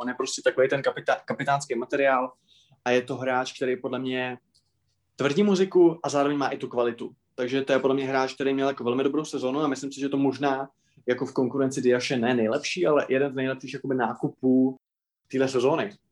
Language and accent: Czech; Moravia, Czechia; u nás na Moravě